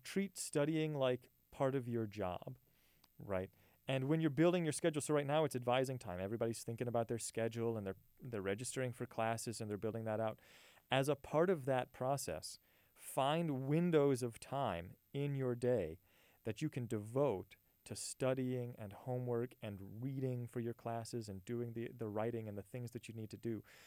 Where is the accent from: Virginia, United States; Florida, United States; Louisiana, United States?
Louisiana, United States; Hammond; moved away as an adult; also born or lived in New Orleans, Louisiana; now in San Angelo, United States; So I'm born and raised in Louisiana, actually, uh, born right outside New Orleans, and then grew up in a town called Hammond, Louisiana